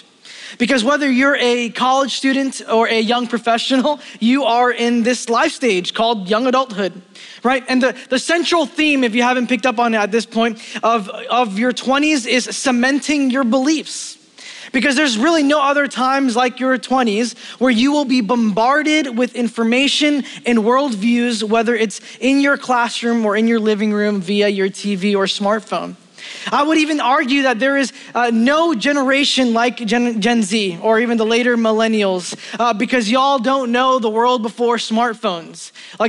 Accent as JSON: {"language": "English", "town": "New York City", "region": "New York", "country": "United States", "tie": "born or raised there", "said": "I grew up in Brooklyn"}